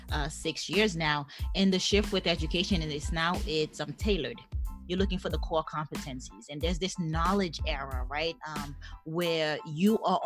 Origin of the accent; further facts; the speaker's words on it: New York City, New York, United States; also born or lived in Haiti; I grew up in Brooklyn. I came from Haiti up into Brooklyn and lived in Brooklyn, did middle school because I was 10 years old